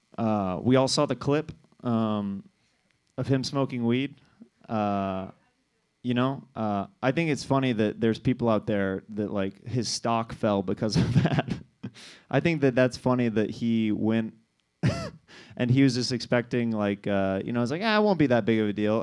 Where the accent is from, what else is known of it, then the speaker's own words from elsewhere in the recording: Kansas City, Missouri, United States; now in Los Angeles, United States; I'm from Kansas City